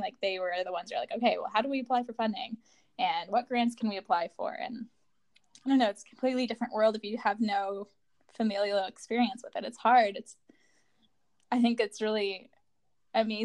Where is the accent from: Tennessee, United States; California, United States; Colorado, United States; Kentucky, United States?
Colorado, United States; I'm from Colorado